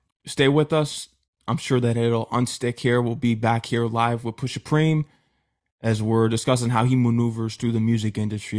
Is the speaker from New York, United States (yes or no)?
yes; New York, United States; I'm from New York and never was a fan of the Knicks.